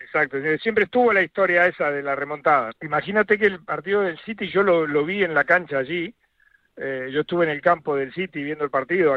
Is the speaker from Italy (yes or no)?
no; Argentina; now in Madrid, Spain; como argentino